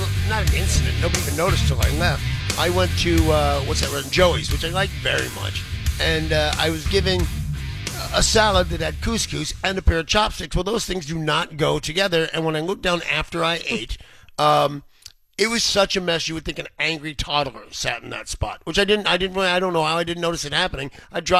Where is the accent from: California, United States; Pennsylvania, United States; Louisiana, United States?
California, United States; Southern; now in Seattle, United States; Growing up in Southern California as a kid